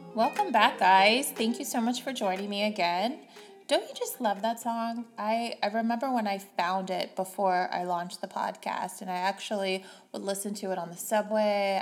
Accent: Missouri, United States; moved away; growing up in the Bible Belt in Missouri

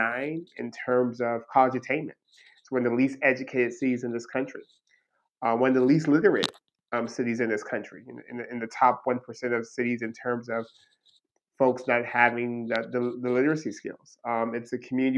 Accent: Stockton, California, United States; I'm born and raised in Stockton

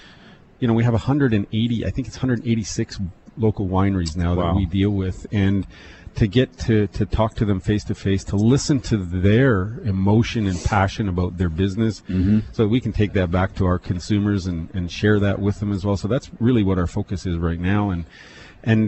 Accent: Penticton, British Columbia, Canada; I was born and raised in Penticton

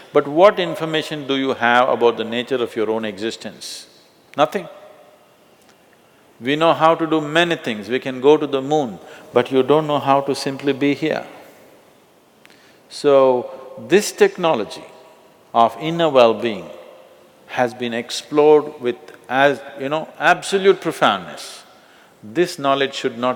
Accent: India; I'm born in India

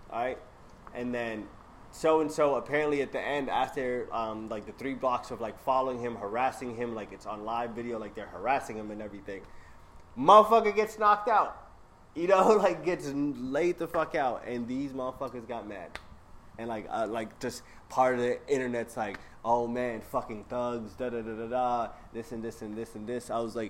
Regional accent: New York, United States; Nigga, I'm from New York.

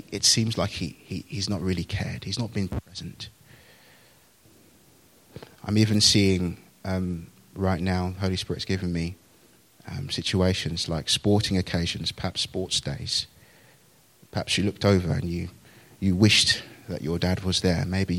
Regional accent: Nigeria; born there; I was born in Nigeria, out of marriage, to a single mum, really.

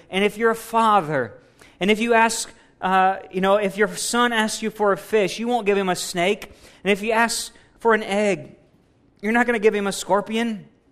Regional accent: United States; We're American strong

